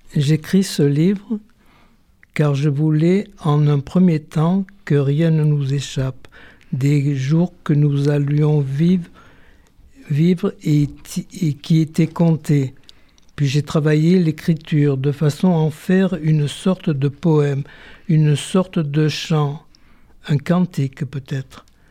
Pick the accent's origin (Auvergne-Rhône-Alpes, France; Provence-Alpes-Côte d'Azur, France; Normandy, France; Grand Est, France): Provence-Alpes-Côte d'Azur, France; Marseille; Je suis né à Marseille